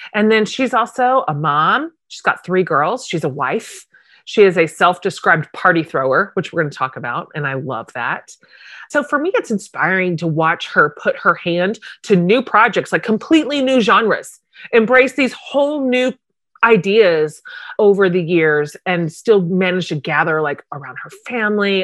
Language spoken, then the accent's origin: English; Wichita, Kansas, United States; you and I are both Kansas girls. I grew up in Wichita.